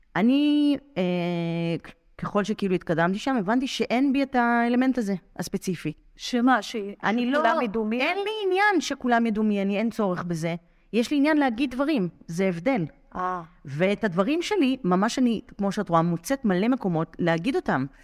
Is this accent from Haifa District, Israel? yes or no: no; Rehovot, Central District, Israel; אני גדלתי ברחובות